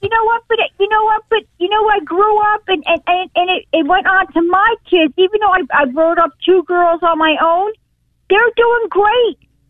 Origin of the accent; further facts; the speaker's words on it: New Jersey, United States; now in North Carolina, United States; It was me and my brother John. We grew up in Jersey.